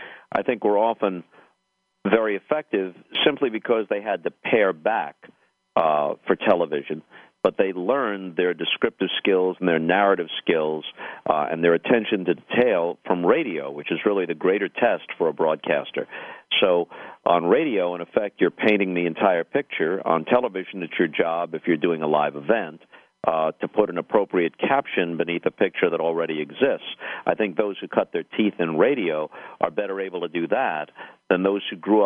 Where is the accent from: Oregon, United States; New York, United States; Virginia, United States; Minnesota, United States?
New York, United States; Long Island; I grew up on Long Island in New York